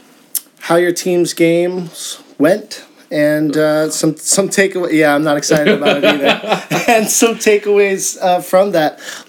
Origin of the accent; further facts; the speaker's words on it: Pittsburgh, Pennsylvania, United States; moved away as an adult; now in Vermont, United States; I am from Pittsburgh, Pennsylvania.